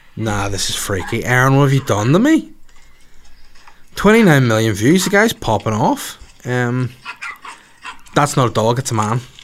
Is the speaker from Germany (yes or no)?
no; Bangor, Northern Ireland, United Kingdom; in War Park in Bangor, my hometown